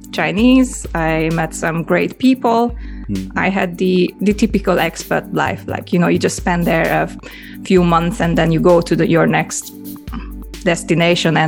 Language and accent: English; Budapest, Hungary; accent: Hungarian; English is a second language; moved away as an adult; also born or lived in England / Japan; I grew up in Budapest